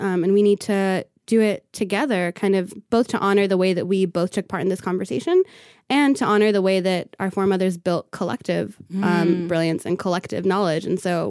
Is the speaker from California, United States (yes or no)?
yes; California, United States; So I grew up in Southern California. Both of my parents came here from Ethiopia in the early 1980s.